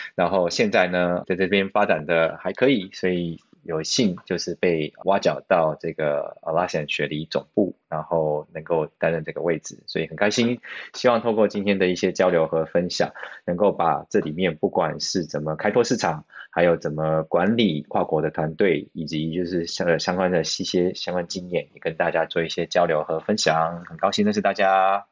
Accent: Taiwan; moved away as an adult; also born or lived in China; now in Sydney, Australia; 我一个台湾人

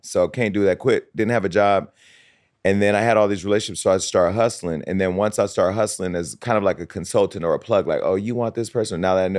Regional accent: Stockton, California, United States; now in Los Angeles, United States; Stockton, California.

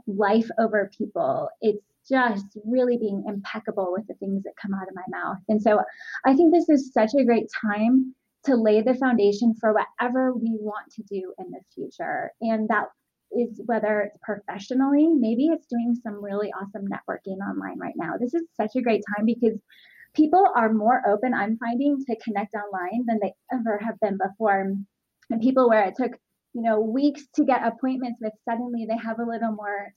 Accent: Southern California, United States; I grew up in Southern California

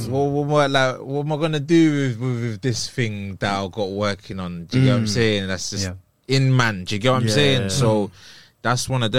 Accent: London, United Kingdom; I'm a rapper from Islington, North London

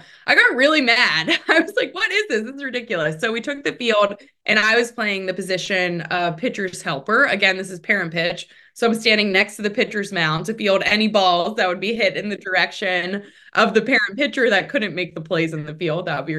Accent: Pittsburgh, Pennsylvania, United States; I come from a really big family. I'm one of eight kids. born and raised in Pittsburgh, Pennsylvania.

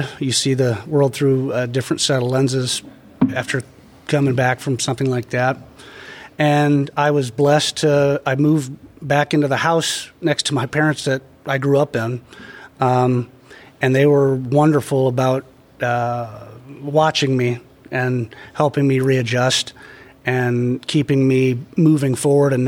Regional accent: Northeast Indiana, United States; also born or lived in Michigan; I grew up in Northeast Indiana, country boy, graduated high school in 2001

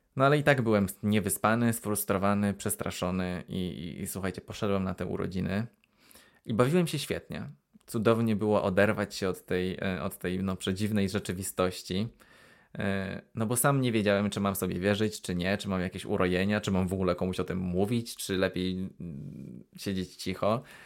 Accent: Poland; moved away as an adult; also born or lived in Aberystwyth, Wales; now in United Kingdom; w Polsce dorastałem w, w mieszkaniach mm, w takich kamienicach

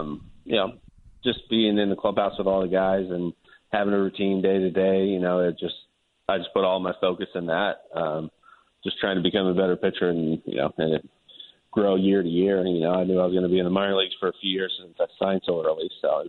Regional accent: Reno, Nevada, United States; also born or lived in San Jose, California / Sparks, Nevada; I consider myself like a Reno. I always say Reno. I grew up in Sparks right next to Reno, but grew up in Reno. That's all I really remember. I went there when I was 2 years old, so definitely Reno.

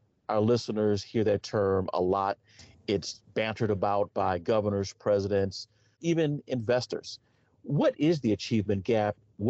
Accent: California, United States; I grew up in California.

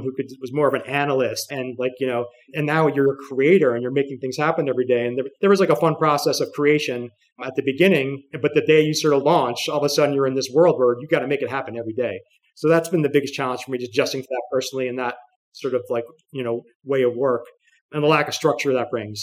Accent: New York City, New York, United States; New York City is my hometown

